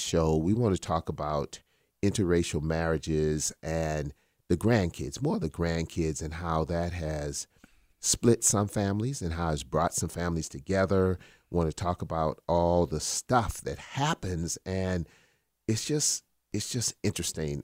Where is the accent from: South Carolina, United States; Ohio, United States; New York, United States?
South Carolina, United States; Charleston; born or raised there